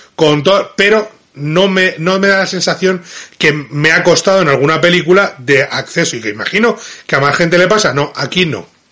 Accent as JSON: {"language": "Spanish", "town": "Madrid", "region": "Community of Madrid", "country": "Spain", "said": "no es lo mismo como hablo yo, que soy de Madrid"}